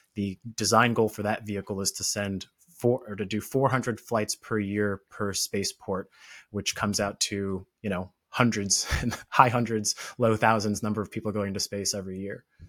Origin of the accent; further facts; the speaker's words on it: Orlando, Florida, United States; I grew up in Florida, Orlando, Florida